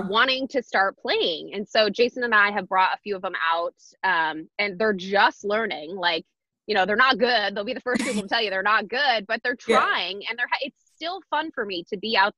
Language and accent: English; Michigan, United States; now in Washington, United States; I grew up in Michigan and we only had like 5 months where we could play